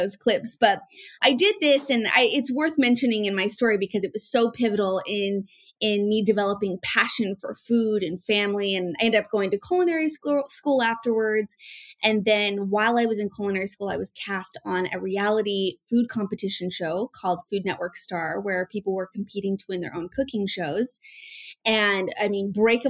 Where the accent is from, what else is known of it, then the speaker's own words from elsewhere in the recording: Northern Utah, United States; I was born and raised in Northern Utah